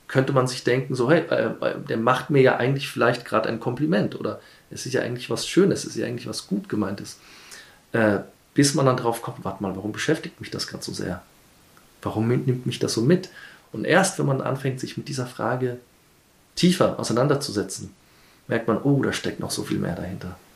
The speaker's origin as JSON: {"language": "German", "town": "Nairobi", "country": "Kenya", "tie": "born or raised there", "also_born_or_lived": "Hamburg, Germany", "moved": "as an adult", "lives_now": "Vienna, Austria", "said": "Ich bin in Kenia aufgewachsen"}